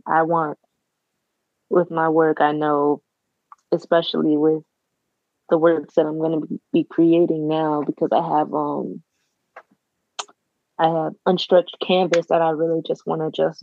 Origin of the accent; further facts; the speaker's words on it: Florida, United States; a woman that's Black growing up in the South, in a small town in Florida